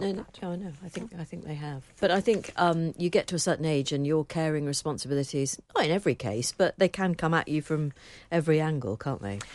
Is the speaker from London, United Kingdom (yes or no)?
no; Liverpool, North West England, United Kingdom; I'm from Liverpool